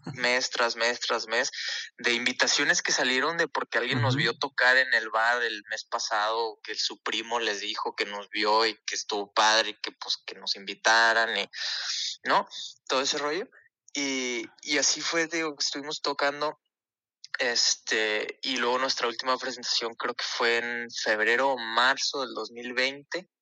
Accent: Ciudad Juárez, Chihuahua, Mexico; also born or lived in El Paso, Texas, United States; nosotros somos de Juárez, El Paso.

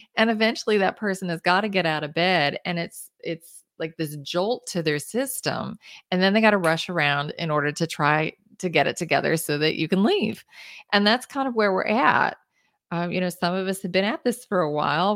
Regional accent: Kansas City, Kansas, United States; I grew up in Kansas, in the suburbs of Kansas City.

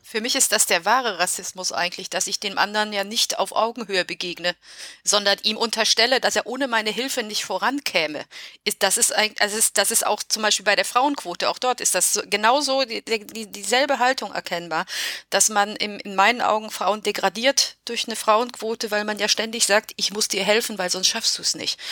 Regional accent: Germany; also born or lived in Romania; Ich bin in Rumänien geboren und bin mit neun Jahren nach Deutschland gekommen

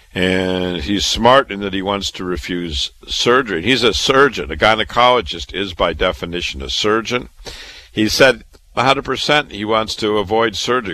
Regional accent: Waterloo, Iowa, United States; moved away as an adult; also born or lived in Chicago, Illinois / Boston, Massachusetts; I was born and raised in Waterloo, Iowa

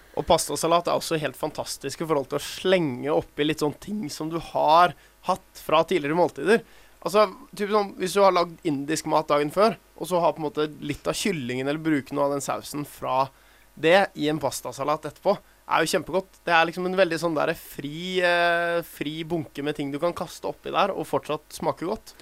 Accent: Oslo, Norway; now in Bergen, Norway; Jeg vokste opp i Oslo

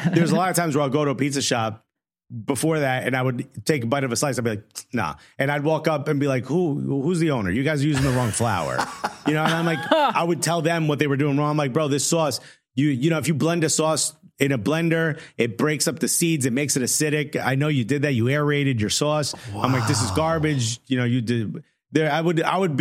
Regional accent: Newark, New Jersey, United States; My mother worked 5 jobs when I was growing up in Newark

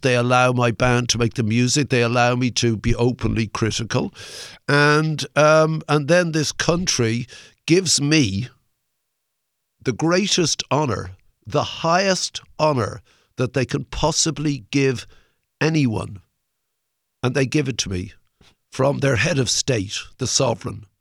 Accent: Ireland; I'm Irish

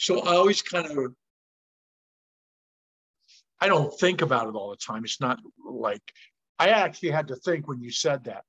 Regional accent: Portland, Oregon, United States; Harvey's in Portland, because that's my hometown

